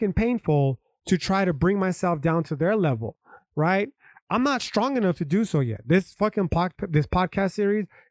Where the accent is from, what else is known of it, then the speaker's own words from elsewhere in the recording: United States; I'm an American is because I was born on a fucking patch of dirt